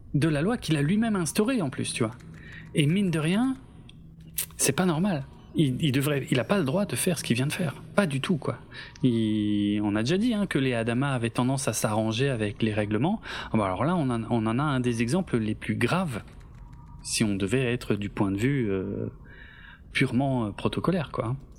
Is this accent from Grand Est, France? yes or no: yes; Alsace, Grand Est, France; je suis alsacien d'origine